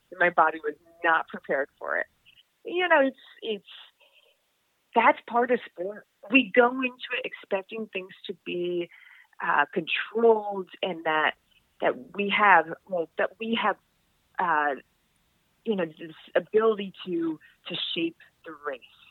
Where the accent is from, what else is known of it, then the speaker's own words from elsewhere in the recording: New England, United States; I'm from New England.